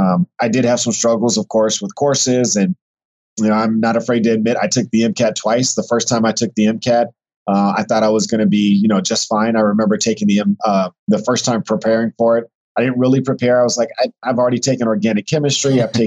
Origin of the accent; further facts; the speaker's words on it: Texas, United States; also born or lived in other parts of the US; So I'm originally from Texas, and I consider Texas home, even though I grew up as an Army brat. And I lived in other parts of the country.